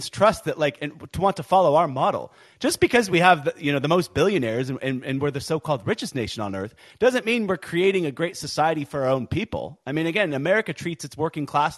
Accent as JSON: {"language": "English", "country": "United States", "said": "I'm an American"}